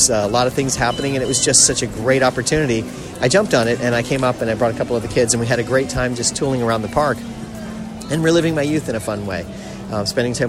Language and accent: English; South Florida, United States; We're from South Florida